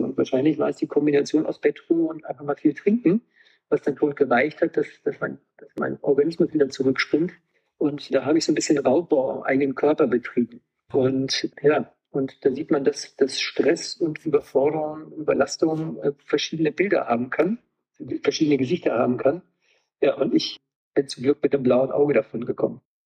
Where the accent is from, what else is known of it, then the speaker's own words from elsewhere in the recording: Wolfenbüttel, Lower Saxony, Germany; now in Rosenheim, Germany; Komme aus einem Ort in Niedersachsen, wo Basketball immer die Sportart Nummer eins war und ich bin im MTV Wolfenbüttel groß geworden